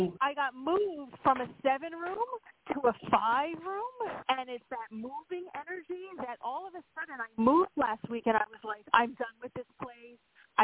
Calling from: Pennsylvania, United States; Hey. It's … in Pennsylvania

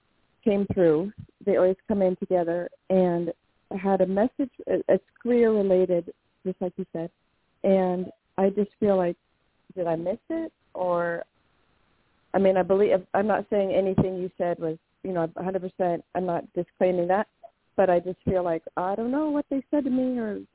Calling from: Washington, United States; This is … in Washington State.

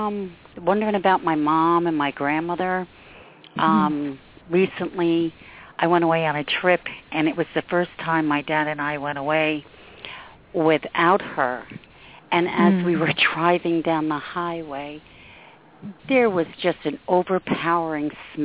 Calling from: Montrose, New York, United States; Hi, this is …, and I'm from Montrose.

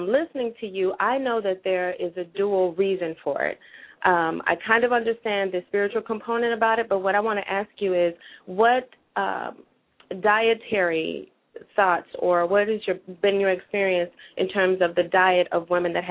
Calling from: Oak Park, Illinois, United States; I am calling from Oak Park, Illinois.

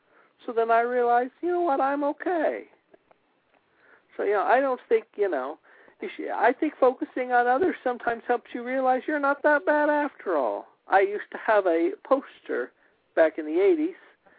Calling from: Springfield, United States; I'm calling from Springfield.

